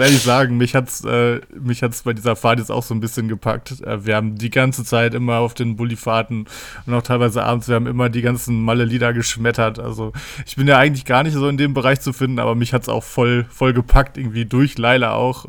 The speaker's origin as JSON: {"language": "German", "town": "Paderborn", "region": "North Rhine-Westphalia", "country": "Germany", "said": "Bei uns in Paderborn"}